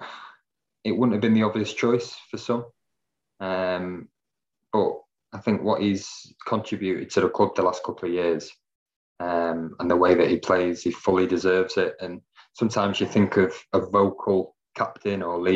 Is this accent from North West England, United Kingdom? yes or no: yes; Stockport, North West England, United Kingdom; born or raised there